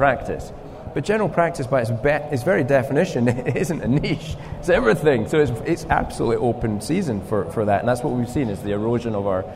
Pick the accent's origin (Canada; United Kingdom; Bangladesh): United Kingdom; Scotland; accent: Scottish; my Scottish accent